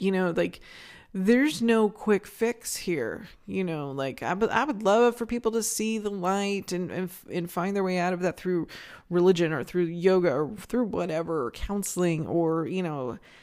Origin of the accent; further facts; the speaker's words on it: Northern California, United States; moved away as an adult; now in Phoenix, United States; when I was in my, my late teens growing up in Northern California